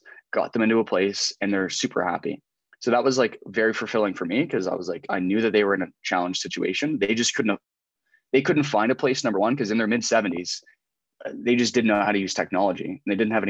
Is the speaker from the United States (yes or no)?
no; just outside of Halifax, Nova Scotia, Canada; moved away; also born or lived in Southwestern Ontario; I grew up like just outside of Halifax